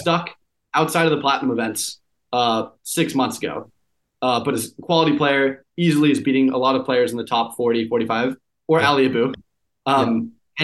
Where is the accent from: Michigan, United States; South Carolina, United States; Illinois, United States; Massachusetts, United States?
Massachusetts, United States; Boston; I grew up in the Boston area